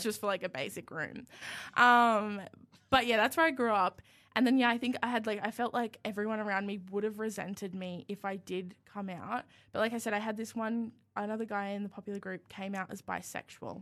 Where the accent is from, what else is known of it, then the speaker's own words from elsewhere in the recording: Yamba, New South Wales, Australia; now in Canberra, Australia; I live about an hour south of Byron Bay, which makes people think that I'm, like, rich cool, but I actually live on property, and it's, like, in a little beachy town called Yambo